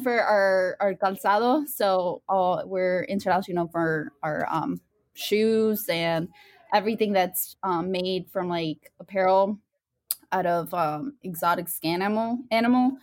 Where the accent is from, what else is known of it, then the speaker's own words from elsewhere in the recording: León, Guanajuato, Mexico; now in United States; Soy de, uh, León, Guanajuato